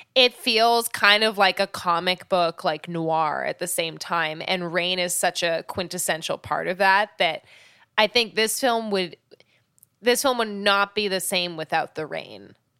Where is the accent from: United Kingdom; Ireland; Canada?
Canada; I grew up in Canada